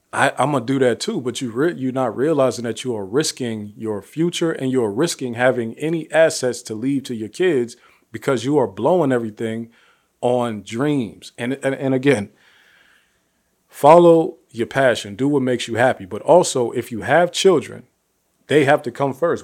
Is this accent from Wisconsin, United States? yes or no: no; Youngstown, Ohio, United States; I'm from Youngstown, Ohio, one of the most impoverished cities in the country